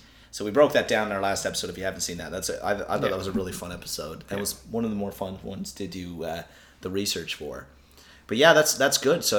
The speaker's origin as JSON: {"language": "English", "region": "Newfoundland and Labrador", "country": "Canada", "accent": "Newfoundland", "said": "my Newfoundland accent's even worse."}